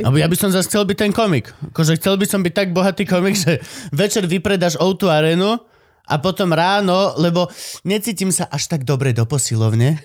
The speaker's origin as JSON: {"language": "Slovak", "town": "Banská Štiavnica", "region": "Banská Bystrica Region", "country": "Slovakia", "tie": "born or raised there", "said": "Banská šťavnica, born and raised. A nie, narodil som sa v Bystrici"}